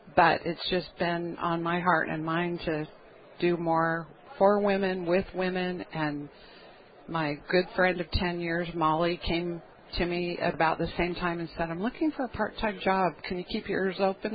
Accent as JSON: {"language": "English", "country": "United States", "said": "we as Americans"}